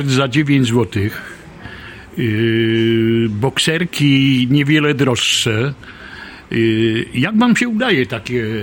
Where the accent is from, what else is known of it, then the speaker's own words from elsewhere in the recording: Slovakia; Polish is a second language; moved away as an adult; also born or lived in Kraków, Poland; now in Poland; Dokładnie, jestem ze Słowacji.